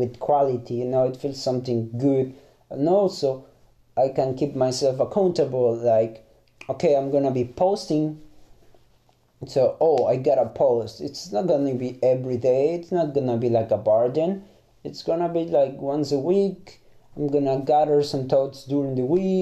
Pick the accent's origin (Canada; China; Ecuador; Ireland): Ecuador; first language Spanish; English is a second language; moved away as an adult; now in Germany; I'm from Ecuador. I speak Spanish as a mother tongue